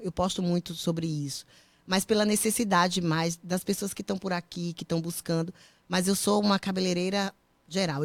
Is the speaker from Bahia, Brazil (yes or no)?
yes; Feira de Santana, Bahia, Brazil; moved away as an adult; now in United States; Sou de Feira de Santana, na Bahia.